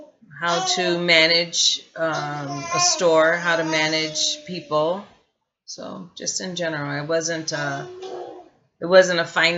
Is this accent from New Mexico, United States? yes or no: no; Gary, Indiana, United States; also born or lived in East Chicago, Indiana / Hammond, Indiana; I was born in East Chicago, Indiana, and raised in Gary.